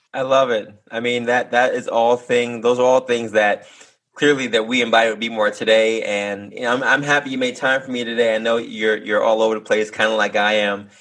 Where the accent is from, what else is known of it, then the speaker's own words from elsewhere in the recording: New York City, New York, United States; I'm born in Harlem, and uh, we're both from Manhattan, which a lot of people aren't originally from Manhattan, but we are